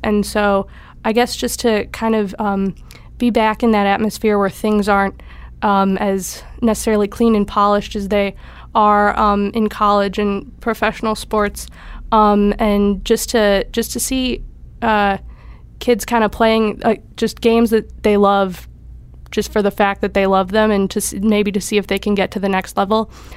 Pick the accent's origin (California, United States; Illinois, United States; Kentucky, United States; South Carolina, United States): Illinois, United States; Elmwood Park; moved away; I'm from Elmwood Park, Illinois, which is just outside Chicago.